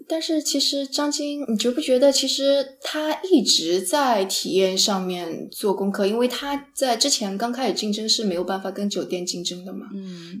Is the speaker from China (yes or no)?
yes; Jiangsu, China; also born or lived in San Francisco, United States; now in Los Angeles, United States; 因为我是个江苏人，江苏是特别潮湿的地方